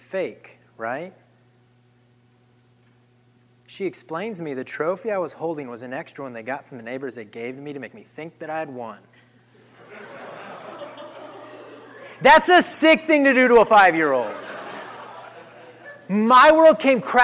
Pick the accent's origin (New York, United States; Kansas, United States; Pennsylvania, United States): Kansas, United States; growing up in Kansas, I grew up on a cattle ranch